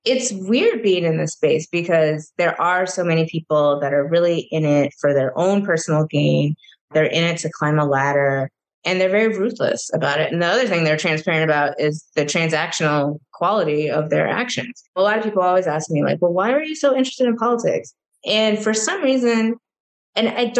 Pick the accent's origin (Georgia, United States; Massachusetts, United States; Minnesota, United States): Minnesota, United States; moved away as an adult; when I then moved back to my home state